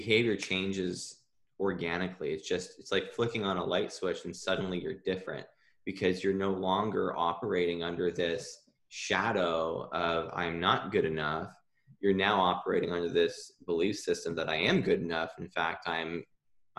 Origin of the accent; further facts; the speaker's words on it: Ontario, Canada; moved away; I'm from Ontario originally.